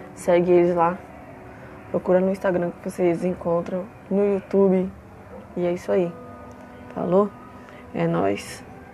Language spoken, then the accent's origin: Portuguese; São Paulo, Brazil; also born or lived in Franco da Rocha; eu moro em São Paulo. Nasci em Franco da Rocha, só que vim para a capital com 4 anos de idade